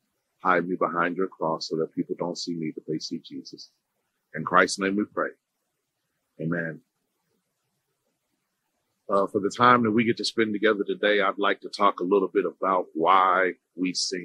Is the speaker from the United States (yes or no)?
yes; Indiana, United States; also born or lived in Freeport, Illinois; I usually just say the Midwest. I was born in Illinois, raised in Indiana. I was born in Freeport, Illinois.